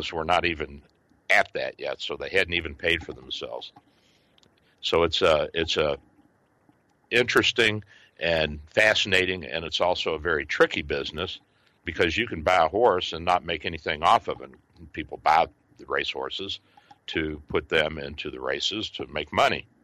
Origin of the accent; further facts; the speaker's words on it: Louisville, Kentucky, United States; I grew up in Louisville and in Kentucky